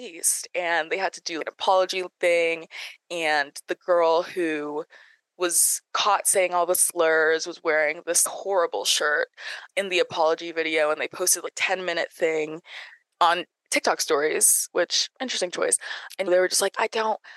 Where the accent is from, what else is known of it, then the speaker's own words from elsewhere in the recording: the South, United States; I'm from the South